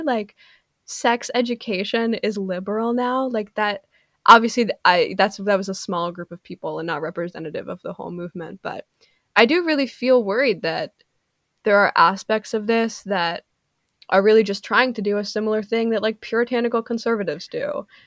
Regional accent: Canada; I'm Canadian

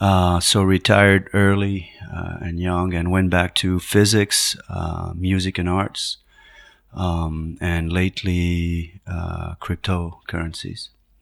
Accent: Paris, Île-de-France, France; moved away as an adult; also born or lived in Madrid, Spain; now in United States; I was born in Paris, France, half Spanish, half French, grew up in Madrid and Paris, did a PhD in physics, came to the United States in the early 90s to do work at MIT in physics

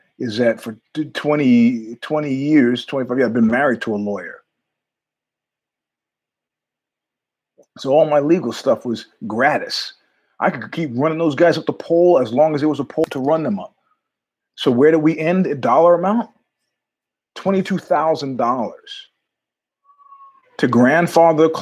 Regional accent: New York, United States; I'm from New York

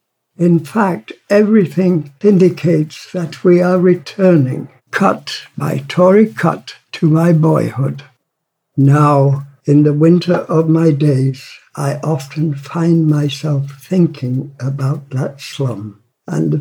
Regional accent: Barnsley, Yorkshire and the Humber, United Kingdom; I was born in Barnsley in 1923

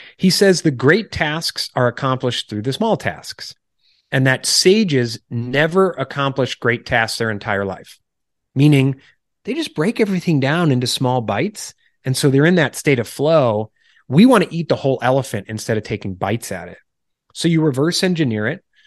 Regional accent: Illinois, United States; moved away as an adult; also born or lived in New York City / Washington, D.C. / Charleston, South Carolina; wife and I are originally from Illinois, uh, suburbs out to the rural area.

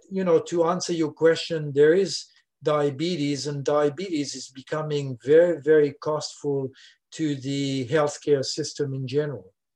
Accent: Switzerland; first language French; English is a second language; moved away as an adult; now in Louisiana, United States; I'm originally from Switzerland, as you can hear

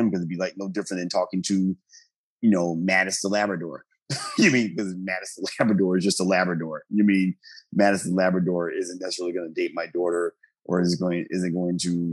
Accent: Bellwood, Illinois, United States; also born or lived in Kenya; growing up with that name, with my father being Italian American, my mother being Black American, and this is a name, you know, I was given 1974, Bellwood, Illinois, which I'm in a primarily Italian community

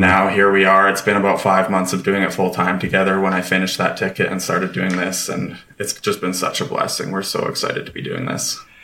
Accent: Lethbridge, Alberta, Canada; I grew up in Lethbridge, Alberta

